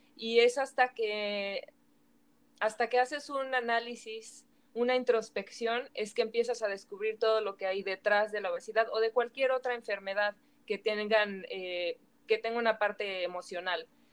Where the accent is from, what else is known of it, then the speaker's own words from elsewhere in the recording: Mexico; cómo somos los mexicanos